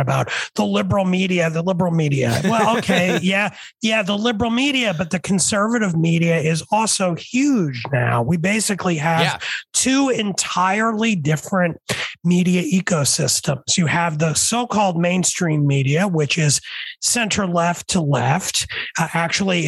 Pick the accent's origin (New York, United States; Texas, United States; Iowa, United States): New York, United States; New York City; moved away; I grew up in the 70s and 80s. And back then, I grew up at first in New York City